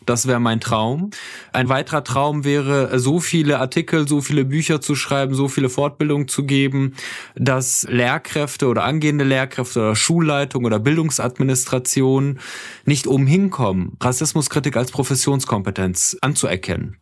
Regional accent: Iran; now in Germany; ich bin im Iran geboren

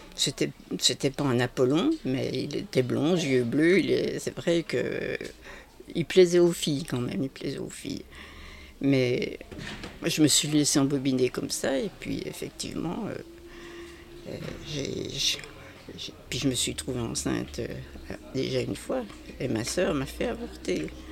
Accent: Arbois, Bourgogne-Franche-Comté, France; je suis née en 1945 à Arbois

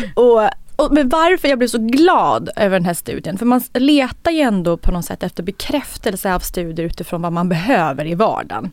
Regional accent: Sweden; vi svenskar

